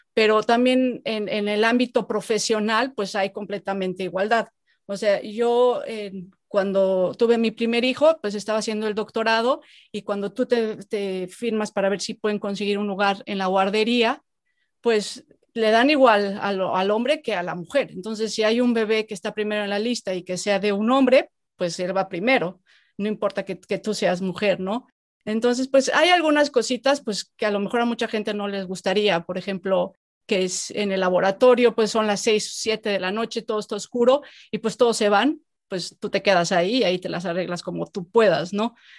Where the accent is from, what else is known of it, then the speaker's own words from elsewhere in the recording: Mexico; moved away as an adult; yo hace muchos años me fui de México